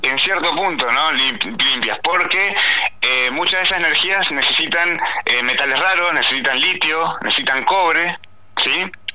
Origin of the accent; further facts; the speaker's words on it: Chubut, Argentina; quienes somos de Chubut